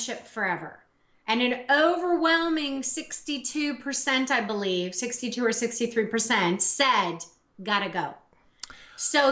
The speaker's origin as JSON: {"language": "English", "country": "United States", "moved": "yes", "lives_now": "Canada", "said": "I'm an American"}